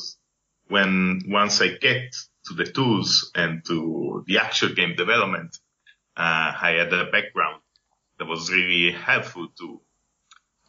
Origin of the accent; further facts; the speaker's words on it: Turin, Piedmont, Italy; English is a second language; moved away as an adult; also born or lived in Vancouver, Canada; I wasn't a very good student in high school in Italy, and I'm from Torino